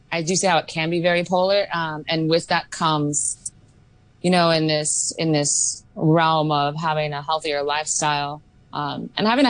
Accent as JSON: {"language": "English", "region": "Oregon", "country": "United States", "moved": "yes", "lives_now": "Hong Kong", "said": "I'm from the States, where we have very strict laws on alcohol, specifically in Oregon."}